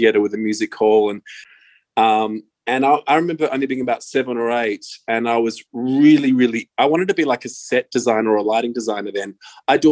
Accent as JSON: {"language": "English", "town": "Perth", "region": "Western Australia", "country": "Australia", "tie": "born or raised there", "moved": "yes", "said": "I was born and raised in Perth"}